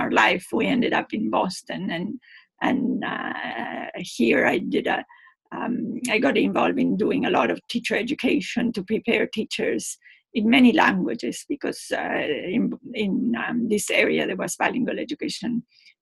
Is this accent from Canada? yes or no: no; Argentina; first language Spanish; English is a second language; moved away as an adult; also born or lived in Puerto Rico / Peru / New Mexico; now in United States; when I was growing up in Argentina